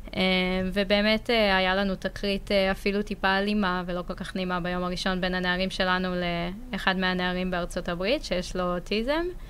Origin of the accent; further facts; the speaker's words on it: Ein Sarid, Central District, Israel; also born or lived in Ramla; גדלתי בעין שריד